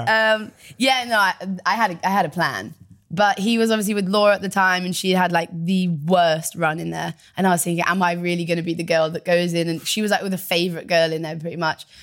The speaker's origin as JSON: {"language": "English", "area": "Devon", "region": "South West England", "country": "United Kingdom", "tie": "born or raised there", "also_born_or_lived": "Bristol", "said": "we moved from Bristol to Devon"}